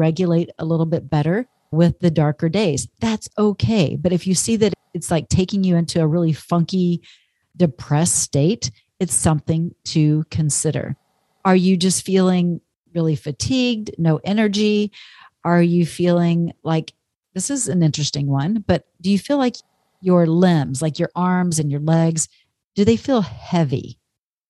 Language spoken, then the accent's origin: English; Texas, United States; moved away; I grew up in Texas all those years